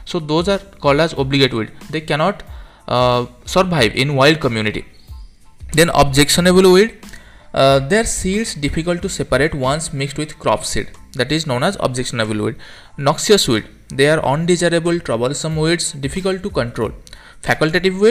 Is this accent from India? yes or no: yes; India; from India